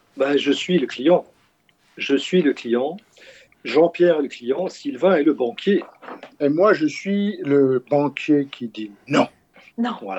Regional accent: Switzerland; en tant que Suisse

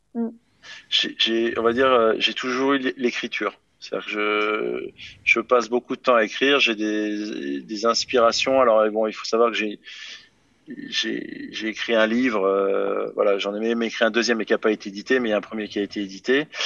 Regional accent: France; je suis français

